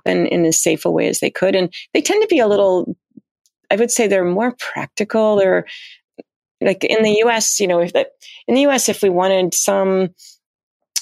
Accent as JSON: {"language": "English", "country": "United States", "said": "as Americans"}